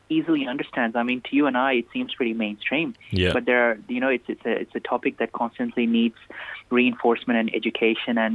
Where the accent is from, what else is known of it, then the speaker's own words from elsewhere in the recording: Nigeria; There was quite a significant Indian community. Um, and um, I went to an Indian school.